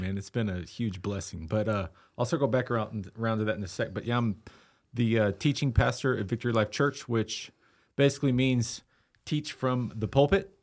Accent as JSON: {"language": "English", "town": "Austin", "region": "Texas", "country": "United States", "tie": "born or raised there", "also_born_or_lived": "Eastland, Texas", "lives_now": "Lubbock, United States", "said": "I was born in Austin and, um, lived there till I was thirteen"}